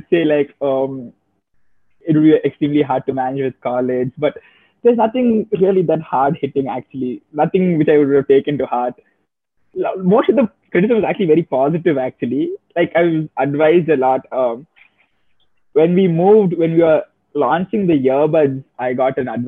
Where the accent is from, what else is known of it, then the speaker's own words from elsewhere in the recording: Chennai, Tamil Nadu, India; we are from Chennai also, our packaging is all very locally sourced in our local market